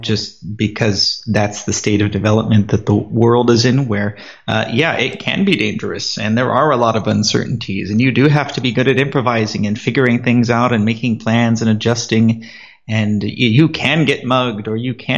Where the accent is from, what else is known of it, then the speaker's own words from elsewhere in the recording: San Diego, California, United States; moved away as an adult; also born or lived in Armenia; now in Davao City, Philippines; I'm originally from California, the good old USA, San Diego. And I stayed the first 18 years of my life